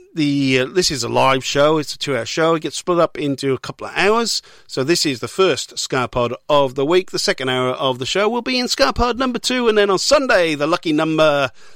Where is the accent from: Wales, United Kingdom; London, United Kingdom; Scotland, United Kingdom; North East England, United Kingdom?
Wales, United Kingdom; Newport; my hometown of Newport